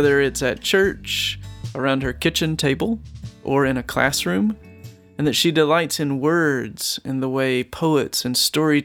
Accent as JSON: {"language": "English", "region": "Mississippi", "country": "United States", "said": "I'm from Mississippi"}